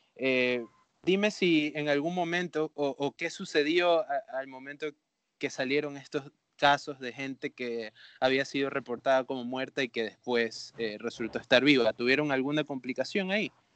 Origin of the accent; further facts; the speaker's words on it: Babahoyo, Los Ríos, Ecuador; yo originalmente soy de Babahoyo